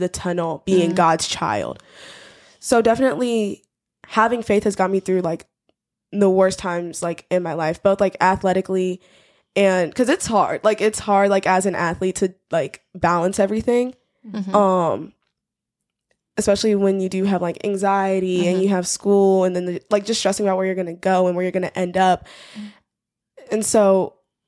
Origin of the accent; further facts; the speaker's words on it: Huntsville, Alabama, United States; moved away; I'm from Huntsville